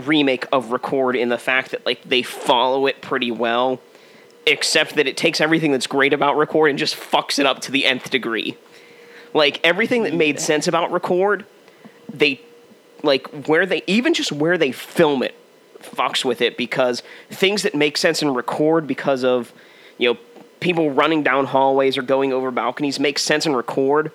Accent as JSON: {"language": "English", "town": "Pittsburgh", "region": "Pennsylvania", "country": "United States", "said": "I'm from Pittsburgh"}